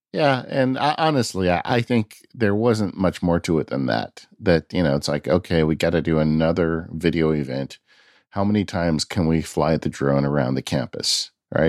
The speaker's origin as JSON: {"language": "English", "region": "California", "country": "United States", "tie": "born or raised there", "said": "my home state, California."}